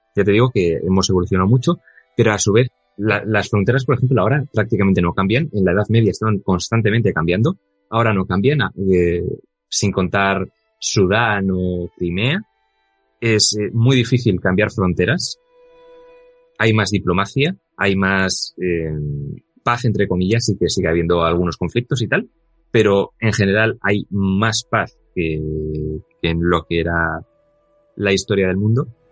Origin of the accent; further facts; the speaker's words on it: Bilbao, Basque Country, Spain; soy vasco y me he criado en, en Bilbao